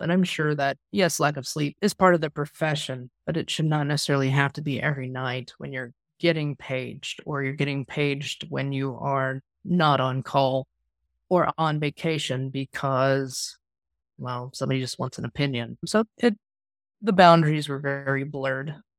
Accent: Kansas, United States; I'm a Midwesterner born and raised here in Kansas

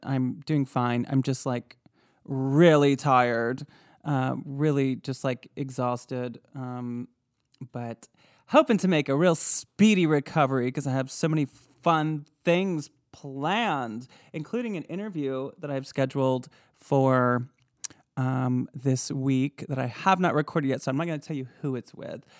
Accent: Michigan, United States; I'm from Michigan

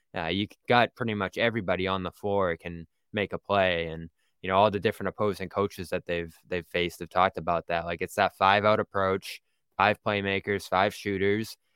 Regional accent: Boston, Massachusetts, United States; accent: thick Boston; I'm from Boston

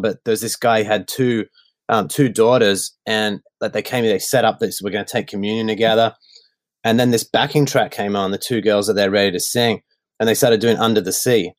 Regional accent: Melbourne, Victoria, Australia; I grew up in uh, Melbourne, Victoria, in the northwestern suburbs

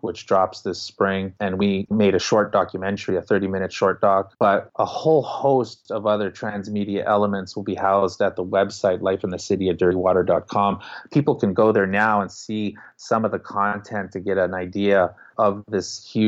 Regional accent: Winnipeg, Manitoba, Canada; the things that I went through at their ages growing up in Winnipeg

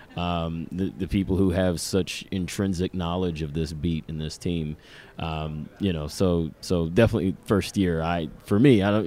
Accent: Atlanta, Georgia, United States; now in New York, United States; I grew up in Atlanta

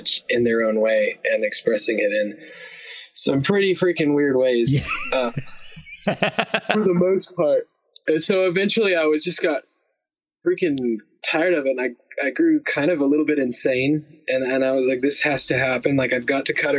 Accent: United States; also born or lived in North Carolina / Alabama; I was raised both in North Carolina and Alabama

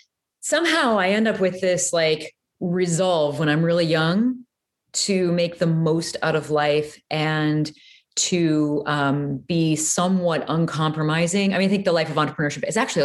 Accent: Peoria, Illinois, United States; I grew up in Peoria, Illinois

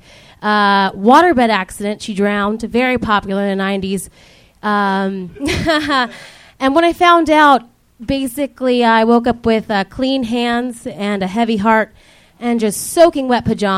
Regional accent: Virginia, United States; moved away; also born or lived in Ohio; I'm from Virginia

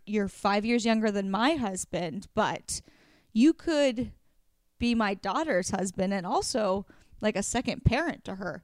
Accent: Oregon, United States; moved away; That's in Portland, Oregon. my home state

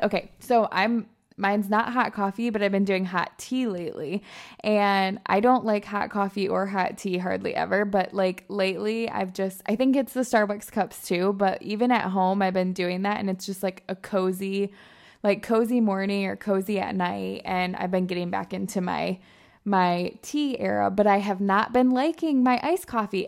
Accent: Michigan, United States; moved away as an adult; also born or lived in Alabama; I'm originally from Michigan

